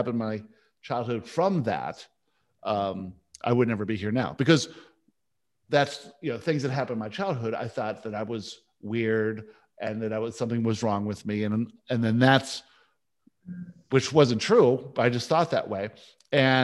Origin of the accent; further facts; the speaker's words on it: Vancouver, British Columbia, Canada; also born or lived in Johannesburg, South Africa; I was born in Johannesburg